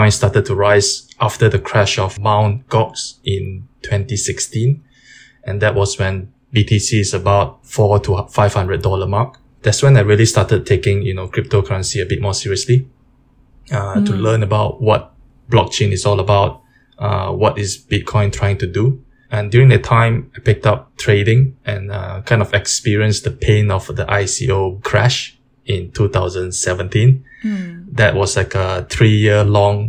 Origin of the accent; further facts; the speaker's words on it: Malaysia; I grew up in Malaysia